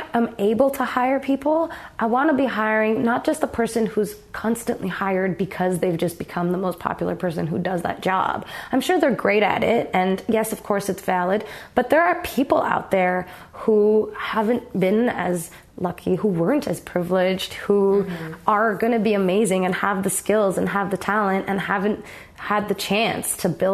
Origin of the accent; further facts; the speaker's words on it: Toronto, Ontario, Canada; I grew up in Toronto.